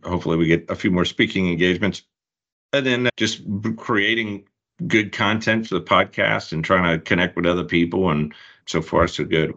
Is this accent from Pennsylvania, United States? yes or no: no; Charlotte, North Carolina, United States; We're both from the Charlotte area